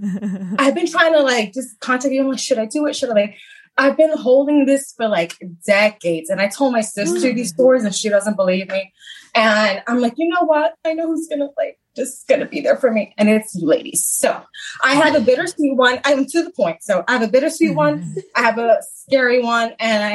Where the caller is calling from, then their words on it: Bronx, New York, United States; I'm in the Bronx. I'm Bronx, New York, girl.